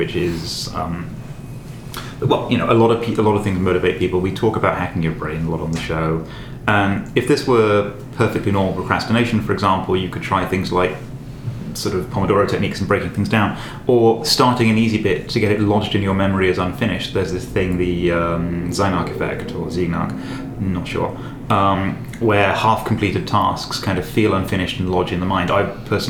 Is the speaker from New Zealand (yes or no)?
no; United Kingdom; being British